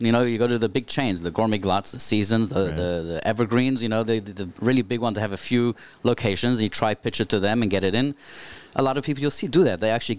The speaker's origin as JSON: {"language": "English", "country": "South Africa", "tie": "born or raised there", "moved": "yes", "said": "Growing up in South Africa"}